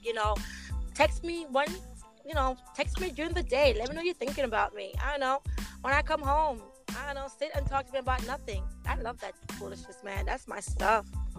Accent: Saint Thomas, Jamaica; I'm from St. Thomas, Jamaica. Straight country.

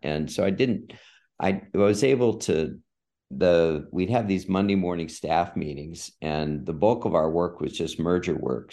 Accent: San Diego, California, United States; moved away as an adult; I grew up in San Diego.

